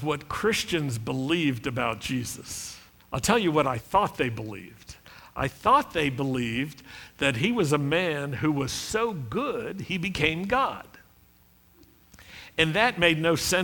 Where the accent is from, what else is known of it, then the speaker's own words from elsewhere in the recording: Roanoke, Virginia, United States; when I was a young Jewish kid growing up in Roanoke, Virginia